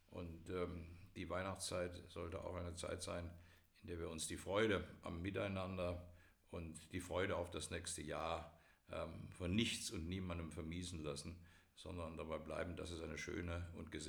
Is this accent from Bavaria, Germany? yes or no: no; Eschborn, Hesse, Germany; In meiner Heimatstadt Eschborn hatte die SPD regelmäßig um die 65, 70 Prozent der Stimmen.